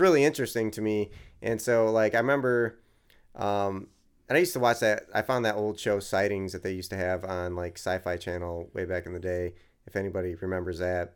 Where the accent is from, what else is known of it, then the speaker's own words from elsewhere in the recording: New York, United States; now in Philadelphia, United States; I grew up in New York, you could see the stars, and there was, like, a little bit of light pollution, but not New York City, obviously